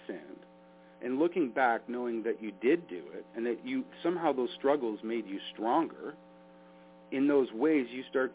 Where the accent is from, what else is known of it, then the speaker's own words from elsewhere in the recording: Canada; as a Canadian